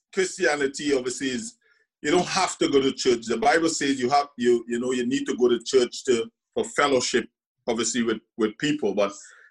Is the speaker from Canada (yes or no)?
no; Trinidad & Tobago; accent: Trinidadian; moved away as an adult; also born or lived in Scotland; when I grew up in Trinidad and Tobago